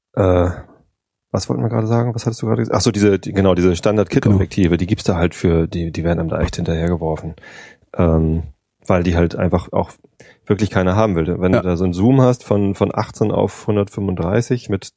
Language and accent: German; Germany; ich bin Wessi